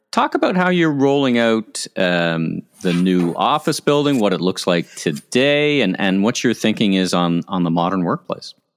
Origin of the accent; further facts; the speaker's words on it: Ottawa, Ontario, Canada; I grew up in Ottawa